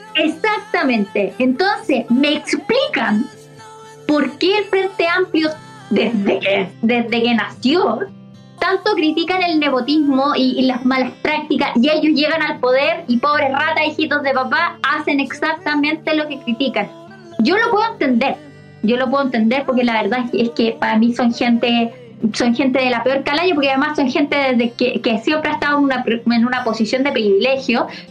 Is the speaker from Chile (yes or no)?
yes; Chile; como chilena